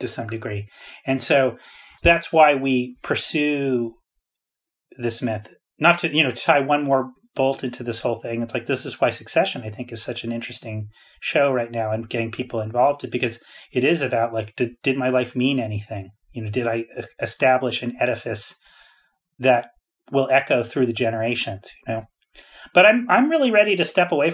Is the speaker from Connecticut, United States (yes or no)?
yes; Greenwich, Connecticut, United States; moved away; I grew up in Greenwich, Connecticut